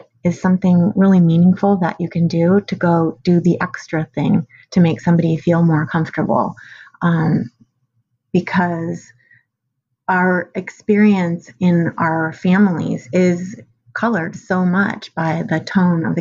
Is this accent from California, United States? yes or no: yes; San Francisco, California, United States; I grew up in San Francisco, where that was a lot of my childhood experience.